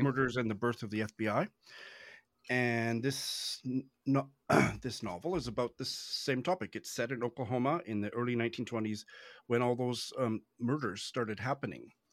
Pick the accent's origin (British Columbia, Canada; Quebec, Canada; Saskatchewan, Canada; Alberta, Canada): Saskatchewan, Canada; Saskatoon; moved away as an adult; also born or lived in Tokyo, Japan; I moved back to my hometown, which is uh, I moved from the world's largest city to one of the quietest, smallest cities on the planet, Saskatoon in Saskatchewan, in Canada